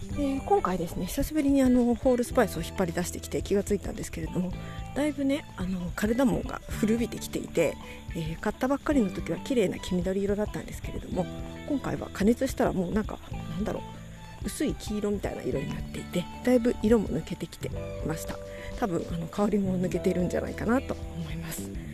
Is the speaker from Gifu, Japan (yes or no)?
yes; Takayama, Gifu, Japan; 私小さい頃からですね、えー、と、小さい頃、飛騨高山に住んでいまして